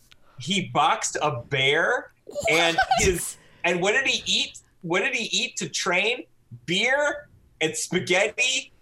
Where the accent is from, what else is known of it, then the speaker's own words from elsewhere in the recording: Buffalo, New York, United States; I'm from Buffalo, New York. That's my hometown.